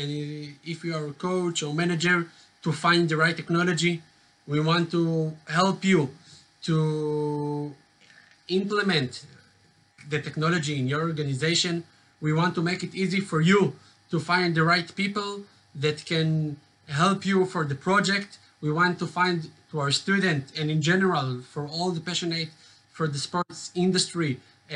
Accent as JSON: {"language": "English", "town": "Jerusalem", "region": "Jerusalem District", "country": "Israel", "tie": "born or raised there", "said": "I'm from Jerusalem, born and raised"}